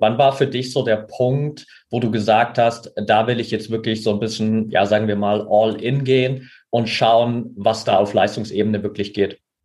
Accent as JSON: {"language": "German", "area": "near Altenberg", "region": "Saxony", "country": "Germany", "tie": "born or raised there", "said": "ich bin ja in der Nähe von Altenberg aufgewachsen"}